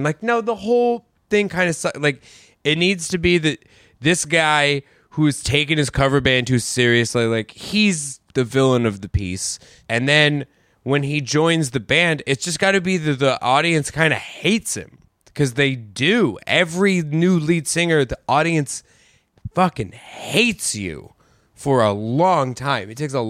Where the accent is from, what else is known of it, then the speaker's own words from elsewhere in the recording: Queens, New York, United States; I'm from Queens. I love Rat.